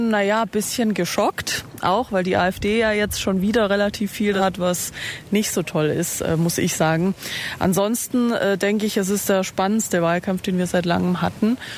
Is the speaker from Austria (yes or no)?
yes; Austria; Das sage jetzt ich als Österreicherin, aber ich interessiere mich auch für deutsche Politik.